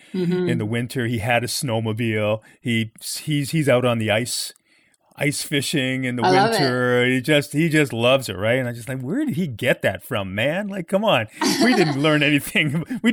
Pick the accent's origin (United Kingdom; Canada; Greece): Canada; Toronto, Ontario; They came to Canada back in the late 1940s. Where I grew up in Toronto, we didn't even think about cottaging.